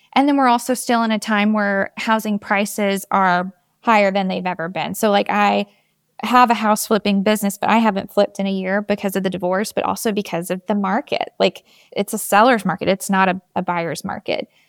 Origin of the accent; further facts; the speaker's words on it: Georgia, United States; also born or lived in New York; now in Atlanta, United States; I'm from Georgia. I grew up about an hour and a half away from Atlanta